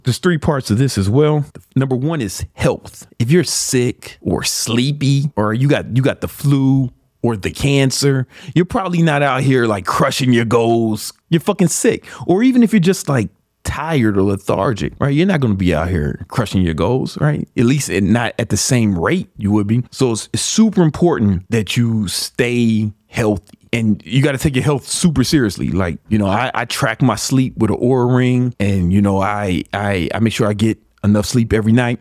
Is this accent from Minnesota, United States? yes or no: no; Chicago, Illinois, United States; I grew up in Southside Chicago